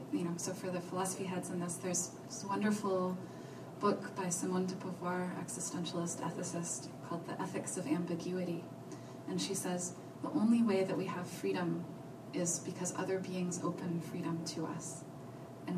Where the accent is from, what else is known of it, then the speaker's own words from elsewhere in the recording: Colorado, United States; born there; also born or lived in Nova Scotia, Canada; I was born in Colorado and then moved to Canada, to Nova Scotia, and then back to the U.S.